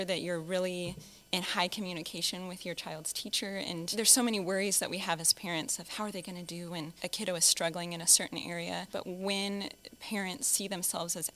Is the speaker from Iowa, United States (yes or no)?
no; Blue Valley School District, Kansas, United States; I grew up in the Blue Valley School District, so I was in kindergarten here in Blue Valley